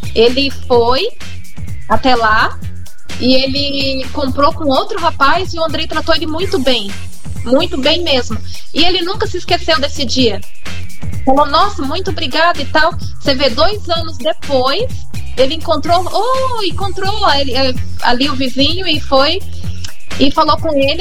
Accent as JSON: {"language": "Portuguese", "town": "Cuiabá", "region": "Mato Grosso", "country": "Brazil", "tie": "born or raised there", "also_born_or_lived": "São Paulo / Paraná", "moved": "yes", "lives_now": "Jaraguá do Sul, Brazil", "said": "eu sou natural do Mato Grosso, morei em São Paulo, morei no Paraná e vim para Jaraguá do Sul depois"}